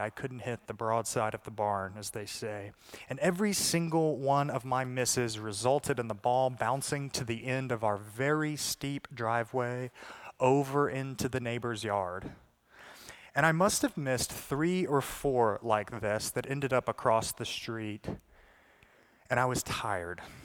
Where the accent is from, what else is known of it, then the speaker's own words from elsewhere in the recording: the South, United States; I'm from the South